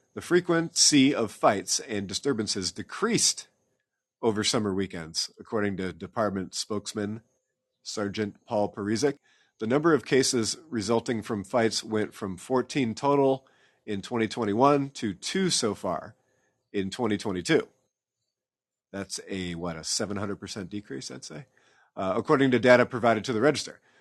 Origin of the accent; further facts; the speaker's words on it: Iowa City, Iowa, United States; now in Des Moines, United States; I'm from Iowa City originally, read the Gazette a lot